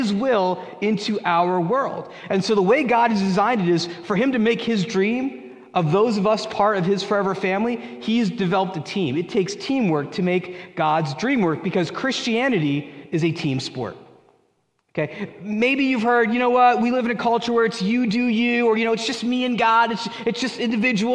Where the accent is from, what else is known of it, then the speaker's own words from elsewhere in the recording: United States; moved away; I grew up in New York, New Jersey